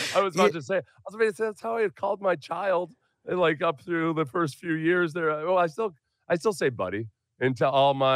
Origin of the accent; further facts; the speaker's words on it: the North, United States; I grew up in the North too